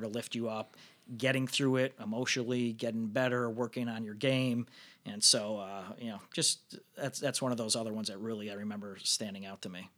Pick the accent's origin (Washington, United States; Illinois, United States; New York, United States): Illinois, United States; Northbrook; I was from Northbrook